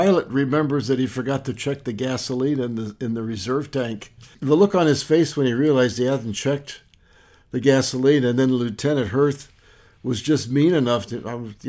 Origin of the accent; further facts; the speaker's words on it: Lewistown, Montana, United States; growing up in Lewistown, Montana, we had two big Hutterite colonies close by.